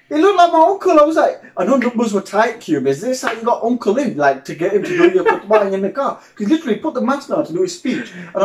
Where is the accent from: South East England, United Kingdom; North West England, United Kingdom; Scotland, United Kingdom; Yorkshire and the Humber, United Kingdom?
Yorkshire and the Humber, United Kingdom; Sheffield; I'm from Sheffield.